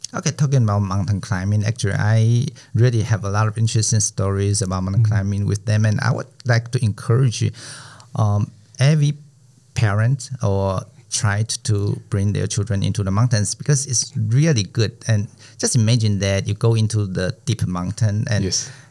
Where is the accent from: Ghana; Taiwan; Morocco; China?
Taiwan; first language Chinese; English is a second language; our mother language.